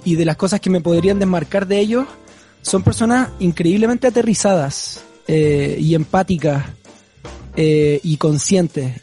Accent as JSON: {"language": "Spanish", "town": "Santiago", "region": "Santiago Metropolitan Region", "country": "Chile", "said": "yo vengo, claro, como de Vitacura, de donde soy"}